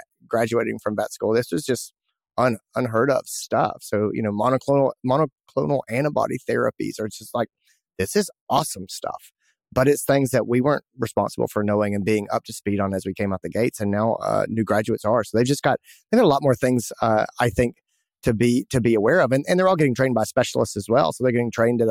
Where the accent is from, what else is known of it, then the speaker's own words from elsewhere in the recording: Greenville, South Carolina, United States; my hometown, Greenville, South Carolina